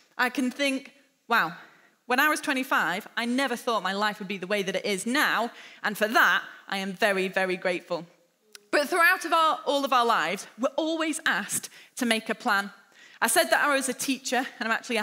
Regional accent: Lytham St Annes, North West England, United Kingdom; also born or lived in Hampshire; now in Liverpool, United Kingdom; I spent my childhood growing up in Lytham St Annes, which is just a small seaside town just an hour north of here

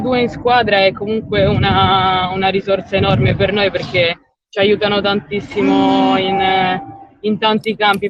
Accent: Alghero, Sardinia, Italy; moved away as an adult; now in Rome, Italy; io sono son sarda, vengo da Alghero

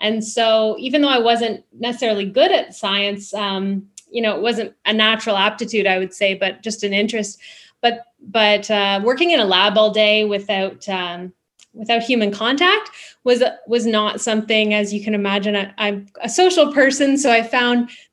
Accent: Niagara Region, Ontario, Canada; I grew up in Niagara region, and so I was always kind of surrounded by agriculture

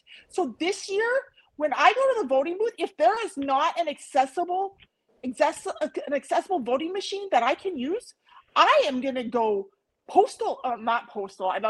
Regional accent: United States; I'm an American

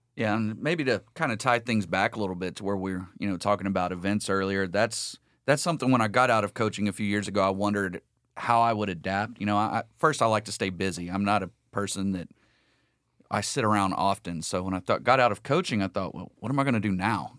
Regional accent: Lake Sam Rayburn, Southeast Texas, United States; I grew up in South Lake, uh, Southeast Texas, uh, Lake Sam Rayburn

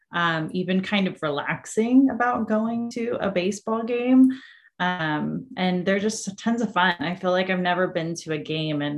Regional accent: Orange County, California, United States; I actually grew up going to school in Orange County

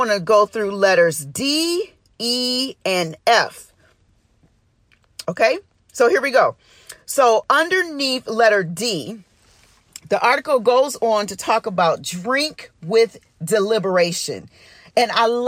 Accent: Detroit, Michigan, United States; I'm from Detroit and I grew up saying pop

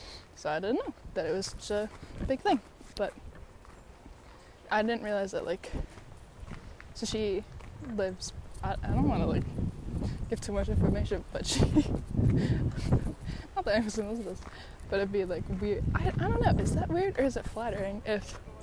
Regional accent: San Diego, California, United States; even though I'm from San Diego, never in my life have I ever had this

